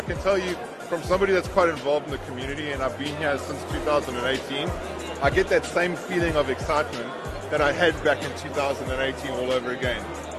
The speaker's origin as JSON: {"language": "English", "country": "South Africa", "said": "And I'm South African."}